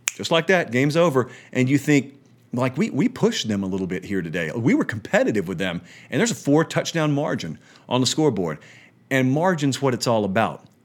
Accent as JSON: {"language": "English", "town": "Columbus", "region": "Georgia", "country": "United States", "moved": "as an adult", "lives_now": "Nashville, United States", "said": "I live in Columbus, Georgia. I'm from Columbus"}